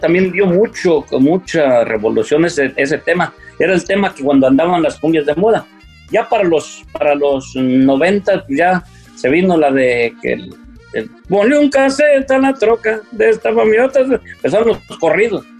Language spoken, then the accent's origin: Spanish; Tangancícuaro, Michoacán, Mexico; also born or lived in Yagualica, Jalisco; mi hermano Heraclio Pancho y yo nacimos en Yagualica, Jalisco, y de muy nos trajeron a, a Tangancícuaro, Michoacán